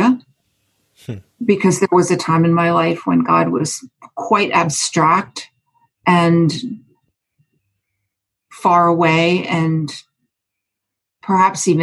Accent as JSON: {"language": "English", "town": "Lancaster", "region": "Pennsylvania", "country": "United States", "tie": "born or raised there", "moved": "yes", "said": "my hometown of Lancaster, Pennsylvania"}